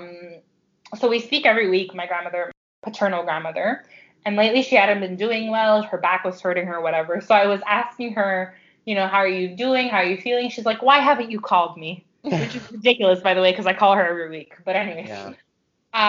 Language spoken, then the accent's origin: English; Canada; I grew up in Canada and so did my parents, but my grandparents' Greek influence is very much still a part of our lives.